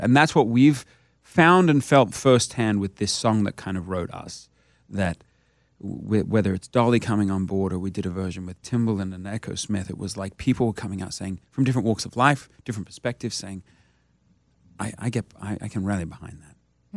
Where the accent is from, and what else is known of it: Australia; now in United States